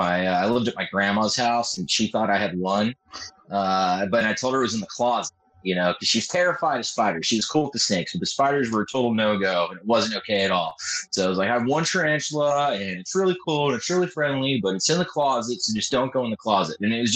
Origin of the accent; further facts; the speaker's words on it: California, United States; First of all, I'm from Southern California. I live in San Diego.